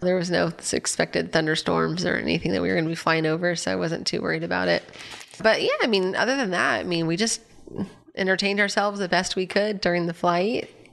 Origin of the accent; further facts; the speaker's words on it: Anaheim, California, United States; I grew up in Anaheim